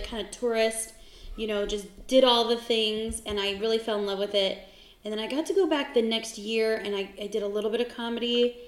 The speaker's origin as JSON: {"language": "English", "town": "San Diego", "region": "California", "country": "United States", "moved": "yes", "lives_now": "Phoenix, United States", "said": "I'm from San Diego originally, and I moved to Phoenix 15 years ago."}